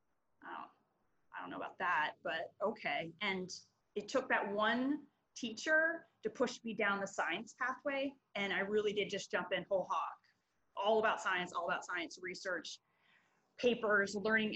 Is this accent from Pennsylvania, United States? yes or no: yes; Berks County, Pennsylvania, United States; I'm a Berks County girl